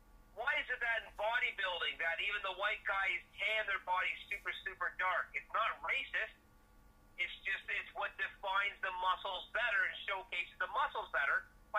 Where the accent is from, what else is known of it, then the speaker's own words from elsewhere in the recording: Canada; No, I'm Canadian.